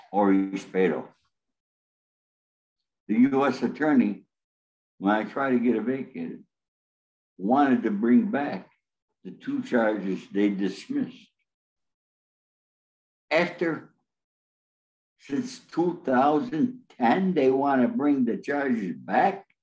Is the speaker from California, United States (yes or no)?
yes; Los Angeles, California, United States; Well, you got to remember, I'm from Los Angeles. I'm a Hollywood fixer, I'm also a connector.